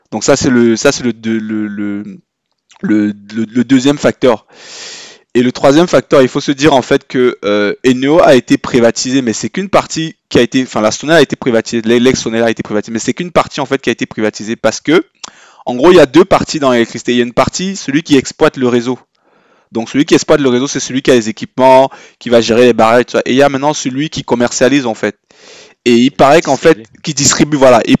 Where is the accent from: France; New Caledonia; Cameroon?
Cameroon; Yaoundé, Centre; on a grandi au Cameroun, moi je trouve quand j'ai grandi à Yaoundé